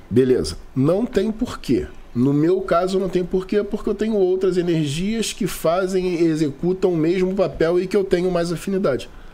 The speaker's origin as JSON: {"language": "Portuguese", "region": "Rio de Janeiro", "country": "Brazil", "said": "Sou da Zona Norte do Rio"}